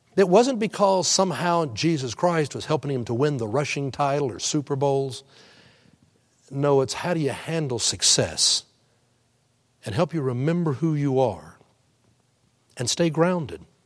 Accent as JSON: {"language": "English", "town": "Houston", "region": "Texas", "country": "United States", "tie": "born or raised there", "said": "I grew up in Houston, cheered for the Oilers"}